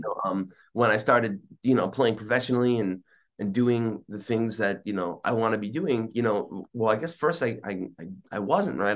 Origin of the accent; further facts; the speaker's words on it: East Meadow, New York, United States; I was born in on Long Island, um, and I grew up primarily in a town called East Meadow